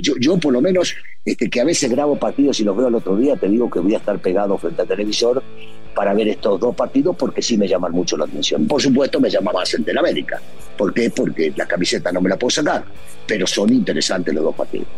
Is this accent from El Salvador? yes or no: no; Argentina; los argentinos